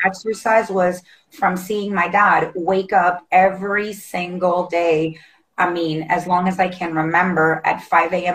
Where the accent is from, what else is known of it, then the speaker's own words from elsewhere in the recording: Honduras; now in United States; I'm originally from Honduras, tiny little oh. country in Central America